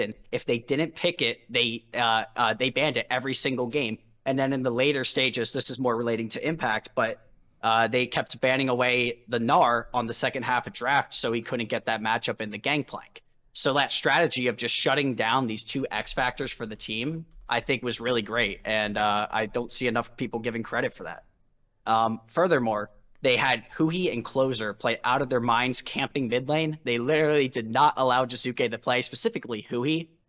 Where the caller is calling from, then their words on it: Philadelphia, Pennsylvania, United States; I'm calling from Philadelphia, Pennsylvania, the home of Speaka, or former home of Speaka.